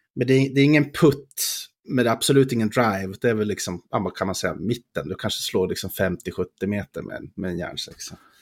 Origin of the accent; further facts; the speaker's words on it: Skattungbyn, Dalarna County, Sweden; moved away; vi var ju båda hemma i Skattungbyn och hälsade på